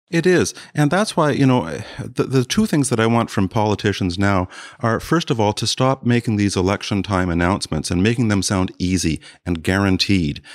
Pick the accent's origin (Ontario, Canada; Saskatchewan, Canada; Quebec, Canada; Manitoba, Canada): Ontario, Canada; South Bruce County; moved away; I grew up partly in South Bruce County